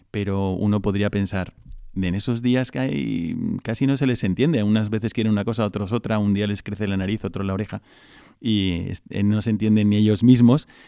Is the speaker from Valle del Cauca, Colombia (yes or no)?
no; Bogotá, Colombia; moved away as an adult; now in Madrid, Spain; yo soy de Colombia, de Bogotá, de la capital.